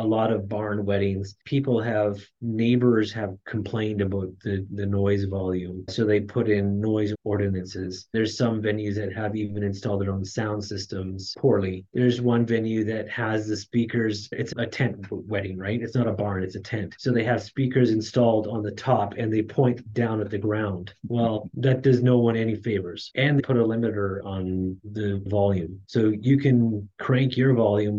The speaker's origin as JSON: {"language": "English", "country": "Canada", "tie": "born or raised there", "said": "my wife and I, we were both born and raised in Canada"}